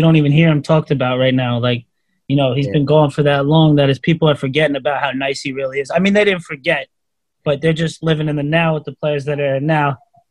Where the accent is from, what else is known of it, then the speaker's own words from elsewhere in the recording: the Hamptons, New York, United States; now in Brooklyn, United States; Been running that. Nah. From the Hamptons. Live in Brooklyn now.